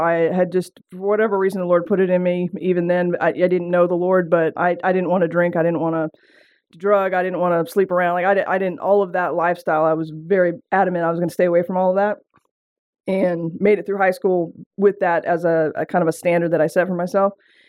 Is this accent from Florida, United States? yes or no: no; Seattle, Washington, United States; accent: southern twang; I grew up actually in Seattle, Washington, and some of you are going to pick up on that southern twang. I don't know what happened. I moved to the South, started drinking sweet tea and eating okra, and the next thing you know, I had a twang.